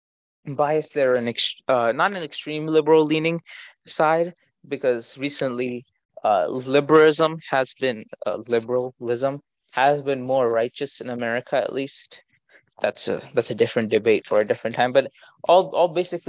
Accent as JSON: {"language": "English", "country": "India", "said": "I'm Indian"}